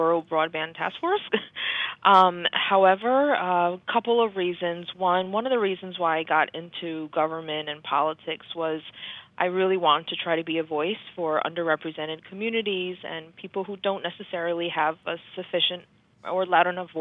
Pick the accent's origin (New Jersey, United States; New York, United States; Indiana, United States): New York, United States; New York City; I was born and raised in Queens, New York, which is a super diverse district